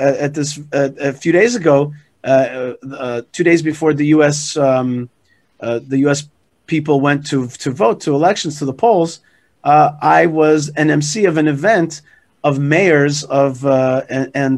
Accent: United States; now in Israel; me as an American also

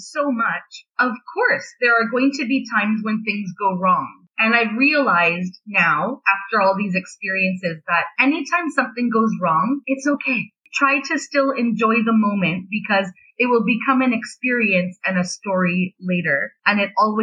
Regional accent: Canada; also born or lived in Beijing; I'm Canadian

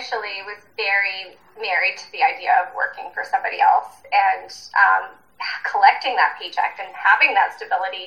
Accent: Ontario, Canada; moved away as an adult; now in Whistler, Canada; I'm originally from Ontario, and I made the big move out west to go to university

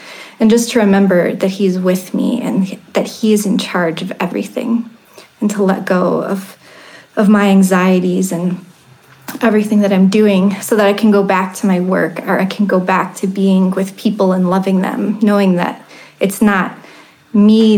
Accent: Ohio, United States; I grew up in Ohio

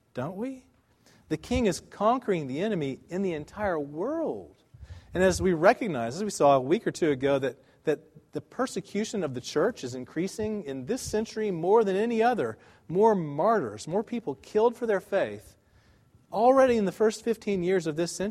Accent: United States; we as American Christians

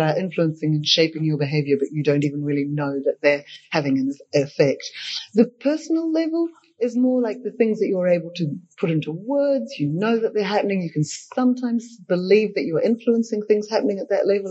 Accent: Australia; growing up in Australia

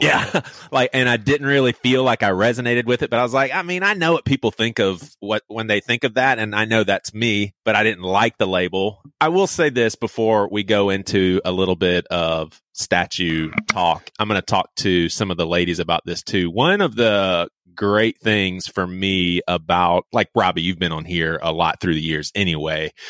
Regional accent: the South, United States; growing up in the South with black and white friends

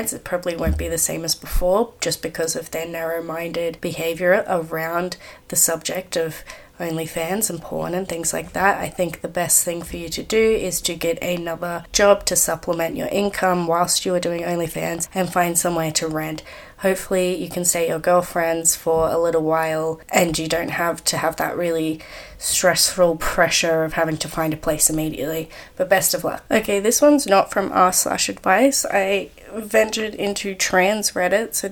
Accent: Australia; I'm Australian

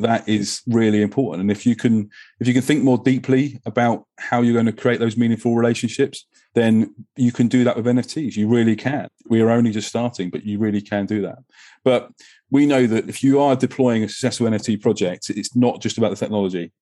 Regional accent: England, United Kingdom; I'm an, I'm an Englishman

